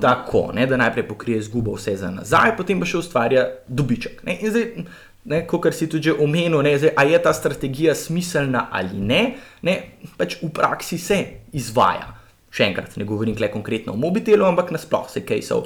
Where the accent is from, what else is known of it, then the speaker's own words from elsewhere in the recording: Ljubljana, Slovenia; jaz sem kar iz Ljubljana, iz centra